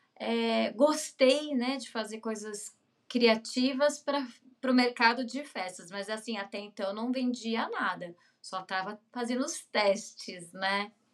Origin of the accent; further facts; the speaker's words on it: Mogi das Cruzes, São Paulo, Brazil; moved away as an adult; also born or lived in Fortaleza / Recife / Rio de Janeiro; now in São Paulo, Brazil; sou do, da Grande São Paulo, sou de Mogi das Cruzes